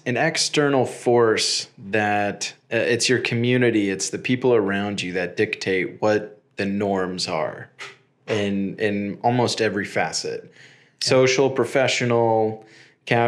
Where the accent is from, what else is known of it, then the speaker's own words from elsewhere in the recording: United States; moved away as an adult; now in Israel; I'm American. And we've lived in the U.S. and now here in Israel.